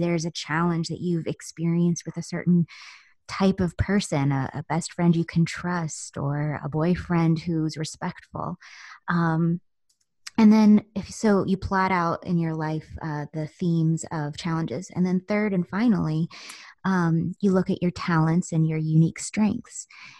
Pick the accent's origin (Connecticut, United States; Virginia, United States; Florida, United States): Virginia, United States; Virginia Beach; born there; I was born in Virginia Beach in 1981, and so forth.